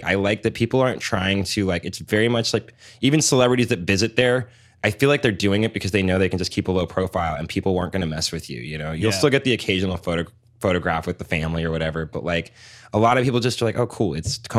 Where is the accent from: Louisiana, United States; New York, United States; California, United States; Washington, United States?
Washington, United States; Seattle; also born or lived in San Francisco / Los Angeles; I was born in San Francisco and raised in LA and Seattle, but I far prefer Seattle.